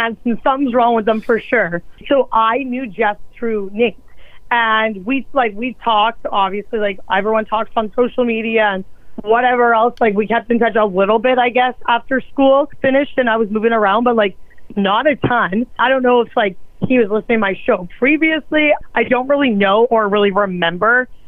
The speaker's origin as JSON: {"language": "English", "town": "Edmonton", "region": "Alberta", "country": "Canada", "tie": "born or raised there", "moved": "as an adult", "lives_now": "Winnipeg, Canada", "said": "I was born in Winnipeg. But then we moved when I was like young. I was like six. And then I grew up in Alberta."}